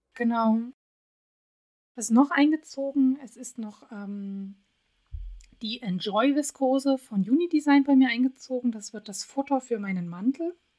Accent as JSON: {"language": "German", "town": "Radebeul", "region": "Saxony", "country": "Germany", "tie": "born or raised there", "moved": "yes", "said": "ich komme ja ursprünglich aus Radebeul, bin da groß geworden das ist so ein kleines Örtchen neben Dresden"}